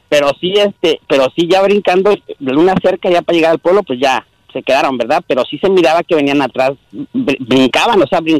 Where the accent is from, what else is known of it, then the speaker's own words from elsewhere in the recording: Toluca, State of Mexico, Mexico; also born or lived in Aguacaliente, Michoacán; yo nací ahí, pero crecí toda la vida en Toluca.